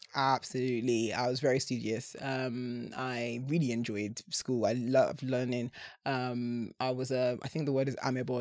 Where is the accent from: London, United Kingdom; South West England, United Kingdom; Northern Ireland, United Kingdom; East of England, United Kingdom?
East of England, United Kingdom; Essex; growing up in Essex